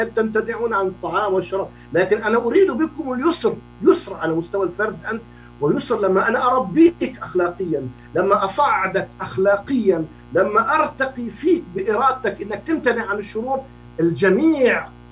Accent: Jordan; عندنا في الأردن

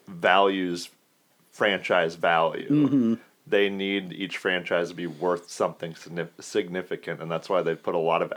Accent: Chesterfield, Missouri, United States; both from Chesterfield, I said.

